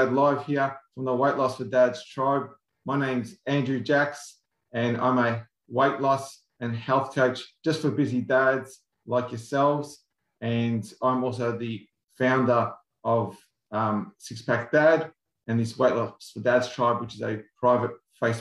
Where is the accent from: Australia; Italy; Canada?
Australia; us Aussies here